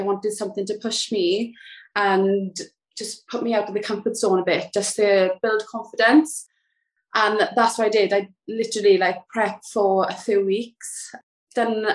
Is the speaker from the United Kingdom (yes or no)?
yes; South Wales, United Kingdom; moved away as an adult; now in Kent, United Kingdom; I'm from South Wales, but I moved to Kent